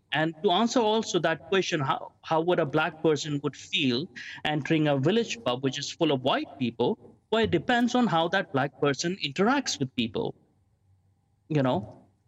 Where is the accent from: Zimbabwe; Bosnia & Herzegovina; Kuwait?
Kuwait; also born or lived in London; now in Maldon, United Kingdom; even though I was born in Kuwait and I was living in Kuwait in the Middle East, um, my schooling was more British.